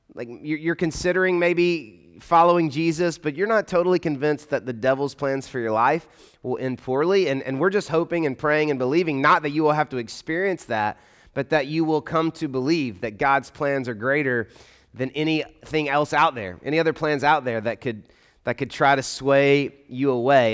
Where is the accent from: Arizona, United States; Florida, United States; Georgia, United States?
Georgia, United States; Atlanta; accent: Southern; now in Louisville, United States; I grew up in Atlanta